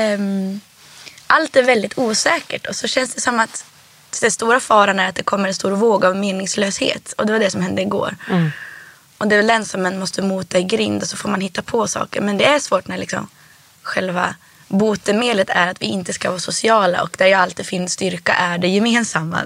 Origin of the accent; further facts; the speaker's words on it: Härnösand, Västernorrland County, Sweden; also born or lived in Rättvik, Dalarna; now in Stockholm, Sweden; först så växte jag upp i Rättvik i Dalarna